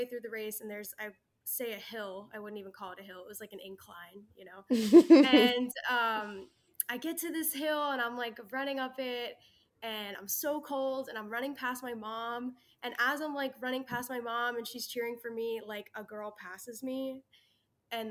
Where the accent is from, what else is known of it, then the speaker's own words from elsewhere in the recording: New York, United States; I'm from New York, which New York is like a huge running state.